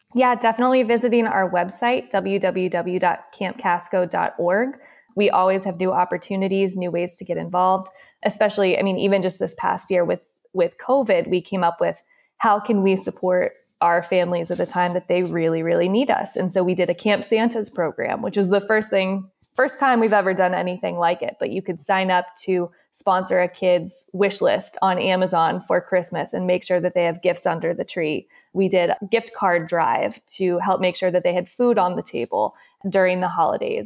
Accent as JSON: {"language": "English", "town": "San Diego", "region": "California", "country": "United States", "moved": "as an adult", "lives_now": "Boston, United States", "said": "I'm from San Diego originally"}